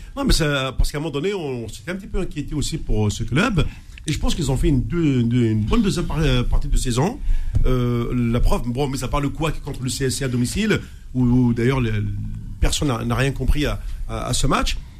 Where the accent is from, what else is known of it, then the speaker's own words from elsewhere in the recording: Algeria; je suis algérien